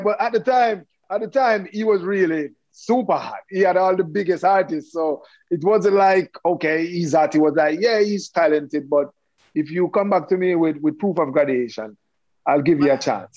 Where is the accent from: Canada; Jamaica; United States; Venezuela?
Jamaica; Kingston; I was born and raised in Kingston, Jamaica.